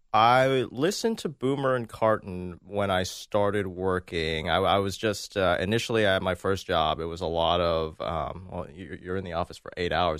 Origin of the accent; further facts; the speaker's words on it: Maryland, United States; I'm from Maryland.